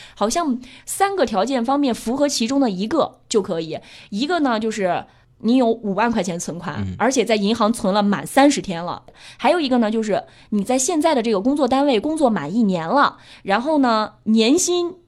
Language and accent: Chinese; Anhui, China; now in Beijing, China; 我是安徽人啊，嗯。皖南地带的那种山